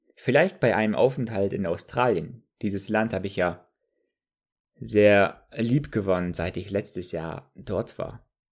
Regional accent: Germany; bei uns in Deutschland

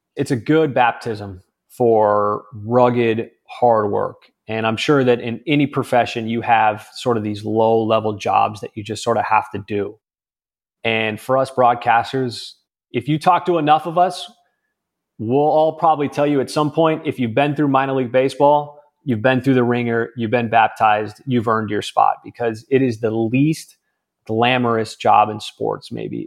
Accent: California, United States; moved away as an adult; I was from California

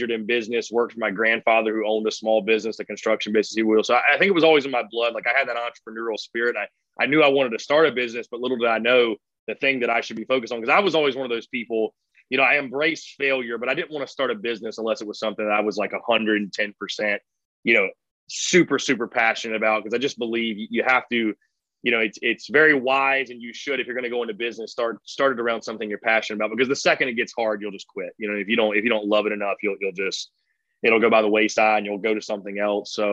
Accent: North Augusta, South Carolina, United States; Uh, North Augusta, South Carolina. Yeah.

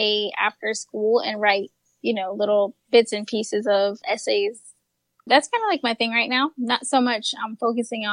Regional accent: Bahamas; also born or lived in Jamaica (family); I'm not from Trinidad, but my family is from Jamaica and I was born in the Bahamas.

